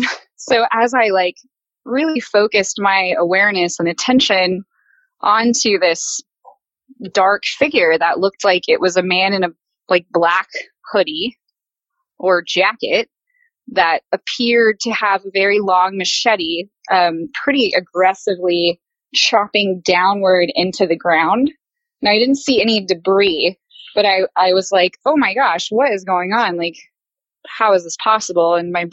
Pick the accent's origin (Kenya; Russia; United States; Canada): United States; Texas; I'm from Texas, actually. So I don't have a whole lot of experiences with bears.